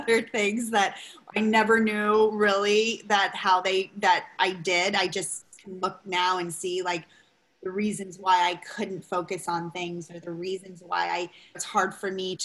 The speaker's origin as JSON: {"language": "English", "town": "Long Beach", "region": "California", "country": "United States", "tie": "born or raised there", "moved": "yes", "said": "growing up where I grew up in Long Beach"}